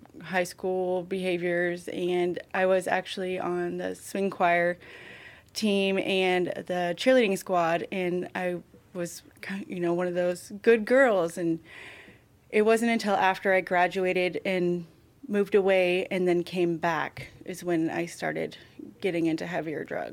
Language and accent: English; Soldotna, Alaska, United States; I was born in Soldotna, Alaska, and raised here